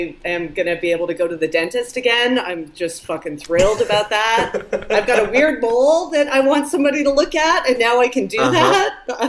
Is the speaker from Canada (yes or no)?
yes; Canada; I am Canadian.